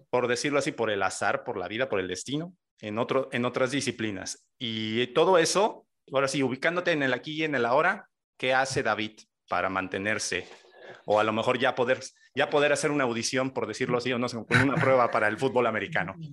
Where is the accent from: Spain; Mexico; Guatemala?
Mexico